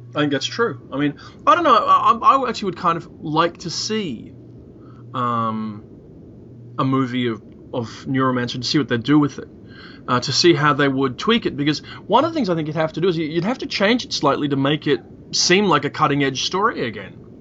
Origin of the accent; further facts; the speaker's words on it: Belfast, Northern Ireland, United Kingdom; I was born in Belfast in 1964.